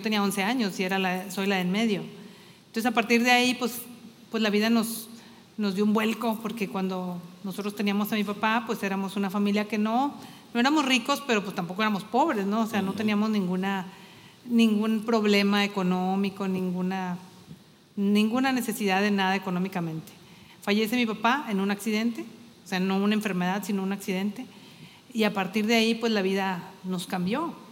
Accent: Torreón, Coahuila, Mexico; moved away as an adult; now in Saltillo, Mexico; somos de Torreón, mi esposo y yo, y tenemos aquí viviendo en Saltillo, pues, lo que tenemos de casados, casi 27 años, ya somos más zaraperos que laguneros

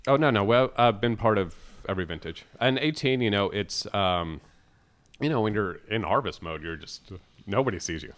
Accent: California, United States; for a Cali boy

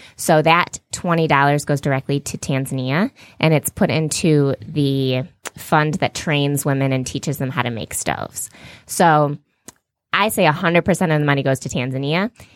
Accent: Farmington Hills, Michigan, United States; also born or lived in Detroit; I'm from Farmington Hills, Michigan

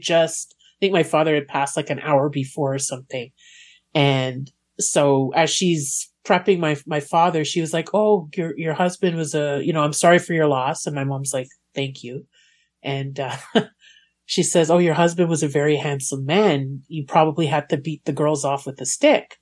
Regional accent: Montreal, Quebec, Canada; I grew up in Montreal

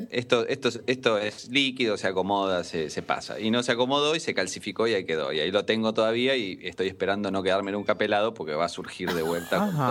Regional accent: Tierra del Fuego, Argentina; also born or lived in Buenos Aires; yo encuentro una foto mía eh, cuando era recién nacido en Tierra del Fuego, ya yo nací en Buenos Aires, pero

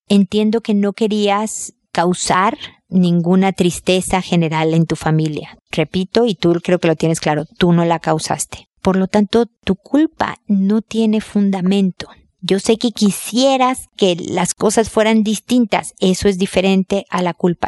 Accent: Mexico; en mi tierra se dice el casado casa quiere

